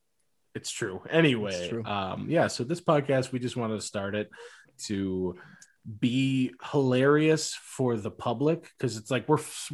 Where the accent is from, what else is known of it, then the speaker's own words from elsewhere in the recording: Illinois, United States; moved away as an adult; also born or lived in Wisconsin / Nevada; now in Reno, United States; I'm originally from Illinois, and I lived in Wisconsin for a little bit, but now I'm in Nevada, so I'm super far away. So I'm 2 hours behind Robbie.